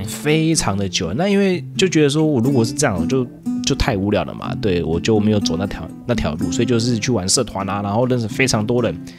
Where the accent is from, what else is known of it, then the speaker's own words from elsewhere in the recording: Taiwan; 像我台湾人吃面，喜欢吃汤面的话